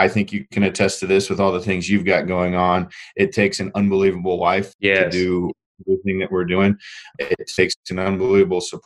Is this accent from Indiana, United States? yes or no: yes; Indiana, United States; moved away as an adult; also born or lived in Joplin, Missouri; I was born and raised in Indiana, middle of cornfield